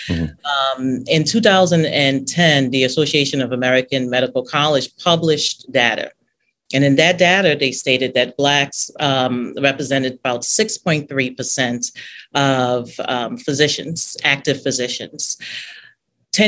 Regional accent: Nigeria; And I was like, no, you know, I'm Nigerian.

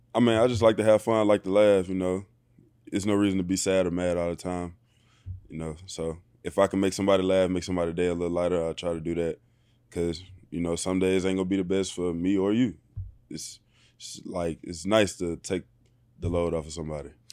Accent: Bruce, Mississippi, United States; moved away as an adult; also born or lived in Texas; now in Los Angeles, United States; born and raised in, uh, Bruce, Mississippi

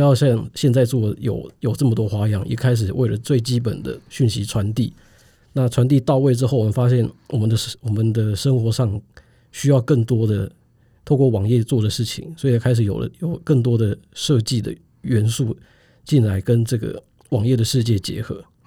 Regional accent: Taiwan; 我们作为台湾人

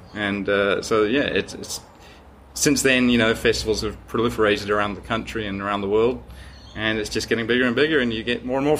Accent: Sydney, New South Wales, Australia; And I'm from Sydney.

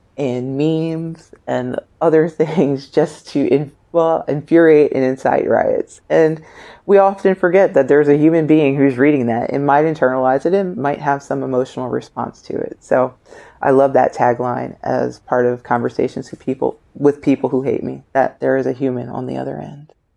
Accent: United States; as an American, a black female American

